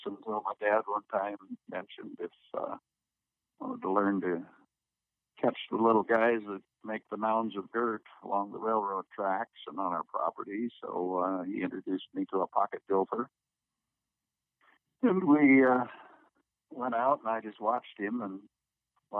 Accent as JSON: {"language": "English", "town": "Garner", "region": "Iowa", "country": "United States", "tie": "born or raised there", "said": "Growing up in Iowa as a boy and living on the edge of Garner, Iowa, we had 20 acres"}